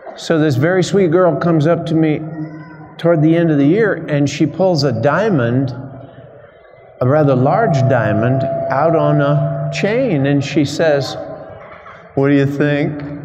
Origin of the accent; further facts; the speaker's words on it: Alabama, United States; I'm a priest from Alabama